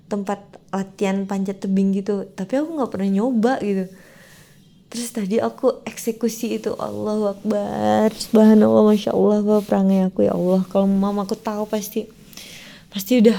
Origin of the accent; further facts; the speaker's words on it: Pekanbaru, Riau, Indonesia; saya sebagai warga Pekanbaru Riau Medan Sumatera Utara itu kan tetanggaan kan